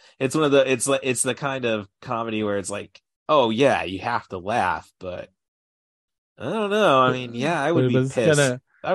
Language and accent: English; United States; as an American